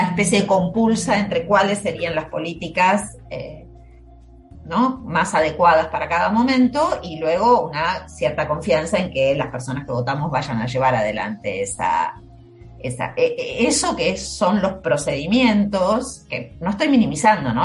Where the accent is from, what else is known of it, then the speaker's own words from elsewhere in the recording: Argentina; nací en Argentina, vivo en Argentina